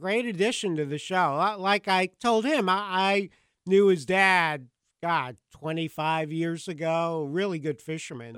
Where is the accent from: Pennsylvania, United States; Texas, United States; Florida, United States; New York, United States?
New York, United States; Long Island; I grew up in Long Island, New York, so we grew up eating uh, ma- you know, Atlantic mackerel